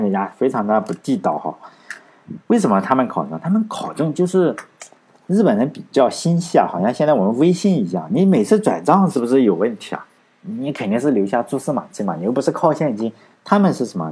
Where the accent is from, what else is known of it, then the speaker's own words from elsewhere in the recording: China; 我们中国人